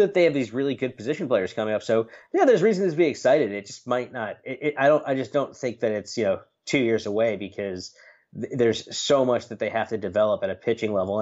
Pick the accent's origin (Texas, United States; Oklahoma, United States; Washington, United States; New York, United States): New York, United States; Long Island; I'm from Long Island